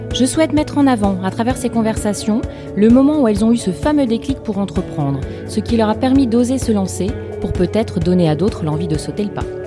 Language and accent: French; Lille, Hauts-de-France, France; Je suis lilloise